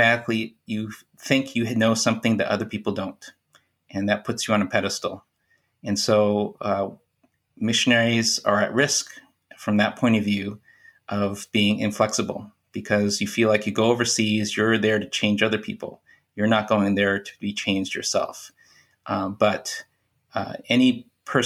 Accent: United States; moved away as an adult; also born or lived in Central Asia; I grew up in America

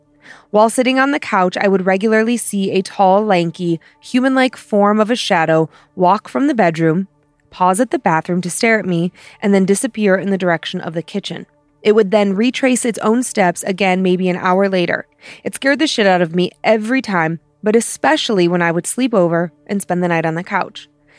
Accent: New York City, New York, United States; I grew up in Queens, New York, in a two-family home that my grams owned.

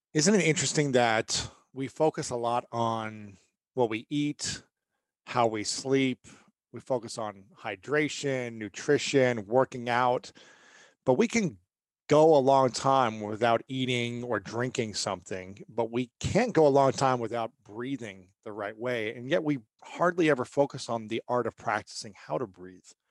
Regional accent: Ohio, United States; I'm from Ohio

